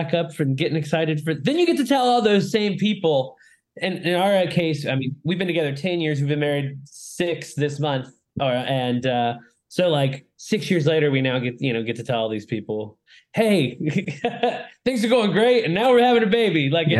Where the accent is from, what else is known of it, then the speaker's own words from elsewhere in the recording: Florida, United States; also born or lived in Lakeland, Florida; I live in Lakeland, Florida, in the heart of the state.